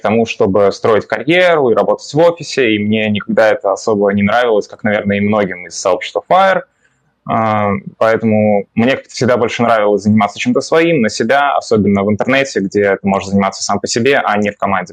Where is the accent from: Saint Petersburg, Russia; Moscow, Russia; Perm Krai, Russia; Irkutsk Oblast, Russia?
Moscow, Russia; я родился в Москве